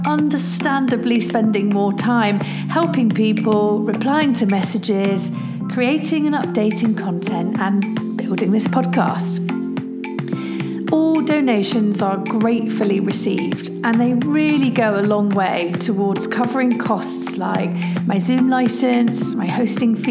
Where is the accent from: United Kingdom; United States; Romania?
United Kingdom; Leicester, East Midlands; I'm from Leicester and that's in the Midlands